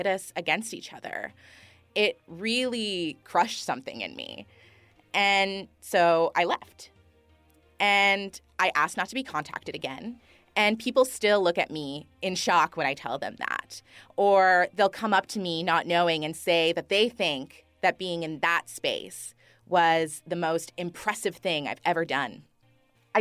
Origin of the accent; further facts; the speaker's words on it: Thunder Bay, Ontario, Canada; also born or lived in Eabametoong First Nation; grew up on the coast of Gichigamig in a city called Thunder Bay